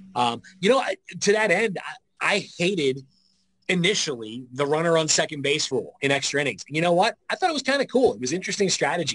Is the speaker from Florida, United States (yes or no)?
no; Philadelphia, Pennsylvania, United States; moved away; I'm from Philadelphia